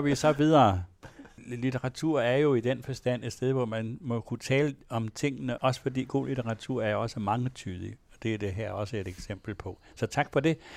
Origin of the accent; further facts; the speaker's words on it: Denmark; jeg er vokset op i en egen af Danmark, hvor der næsten ingen herregårde var